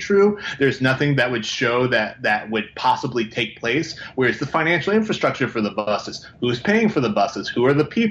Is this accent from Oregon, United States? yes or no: yes; Portland, Oregon, United States; I'm from Portland